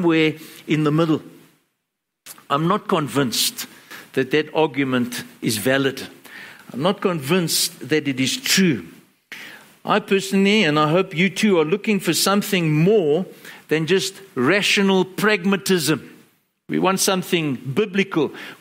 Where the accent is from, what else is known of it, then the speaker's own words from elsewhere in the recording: Johannesburg, Gauteng, South Africa; growing up in Joburg